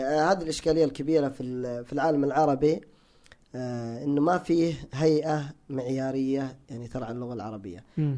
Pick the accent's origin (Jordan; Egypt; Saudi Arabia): Saudi Arabia; Hejaz; انا تعصب حجازي هناك في الحجاز